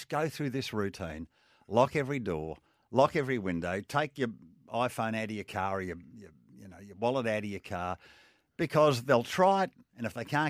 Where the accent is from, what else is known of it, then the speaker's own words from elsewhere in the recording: Australia; You know, my passport says I'm Australian.